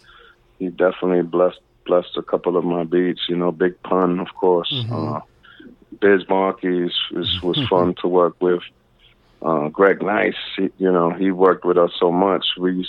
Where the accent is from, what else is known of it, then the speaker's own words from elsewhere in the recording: East Coast, United States; And, you know, and I'm from the East Coast, so it's gonna be East Coast, West Coast.